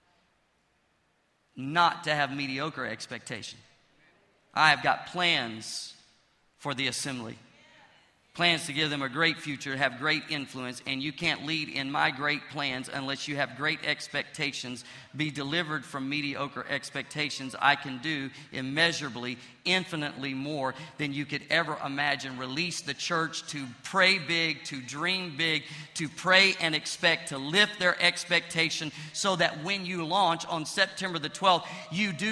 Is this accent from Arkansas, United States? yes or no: yes; Pine Bluff, Arkansas, United States; my hometown, Pine Bluff